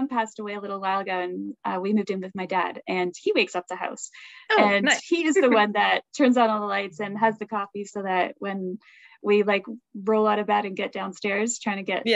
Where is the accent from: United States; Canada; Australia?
Canada; Toronto, Ontario; moved away; I'm from Toronto, right? That's I've lived for Toronto for a bit